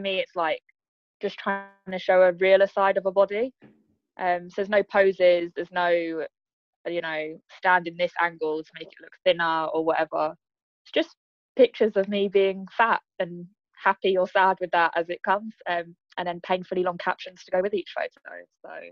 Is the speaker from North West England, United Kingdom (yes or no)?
no; Croydon, London, United Kingdom; also born or lived in Leeds; now in Eastbourne, United Kingdom; I'm from Croydon, but live in Eastbourne